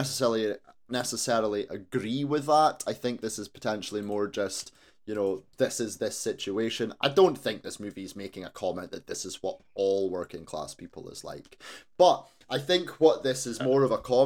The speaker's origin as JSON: {"language": "English", "town": "Aberdeen", "region": "Scotland", "country": "United Kingdom", "tie": "born or raised there", "also_born_or_lived": "Tillydrone, Aberdeen", "said": "I grew up in Torrey, so, you know, I'm right there"}